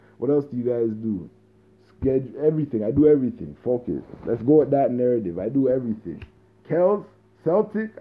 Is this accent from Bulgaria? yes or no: no; Jamaica; I'm a Jamaican